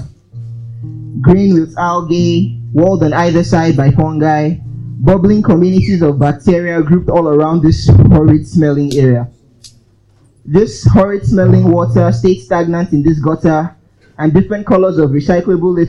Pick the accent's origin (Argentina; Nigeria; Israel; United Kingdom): Nigeria; Port Harcourt, Rivers State; also born or lived in Umuahia / Aba; I grew up in Port Harcourt.